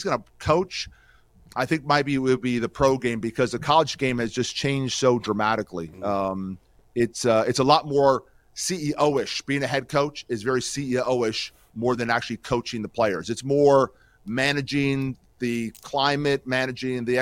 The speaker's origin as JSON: {"language": "English", "town": "Emmaus", "region": "Pennsylvania", "country": "United States", "tie": "born or raised there", "said": "we grew up in Emmaus, Pennsylvania"}